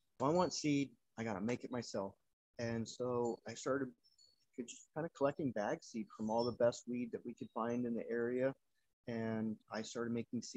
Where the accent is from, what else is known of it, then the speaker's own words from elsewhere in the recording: Campo, California, United States; now in Bangkok, Thailand; I grew up right on the East County border of Mexico and San Diego, and small town of Campo